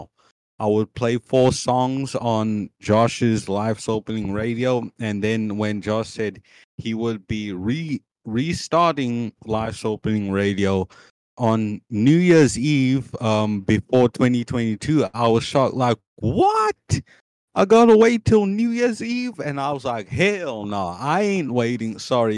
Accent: Cape Town, Western Cape, South Africa; I'm from Cape Town. I'm 19

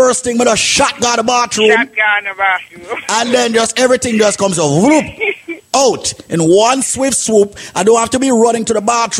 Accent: Bronx, New York, United States; Bronx, New York, the second neighborhood that I grew up in.

